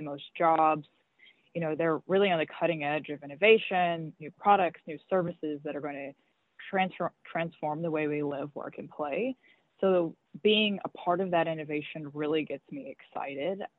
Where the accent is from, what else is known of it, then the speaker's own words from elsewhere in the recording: Mobile, Alabama, United States; moved away as an adult; also born or lived in Washington, D.C.; now in Miami, United States; I was born and raised in Mobile, Alabama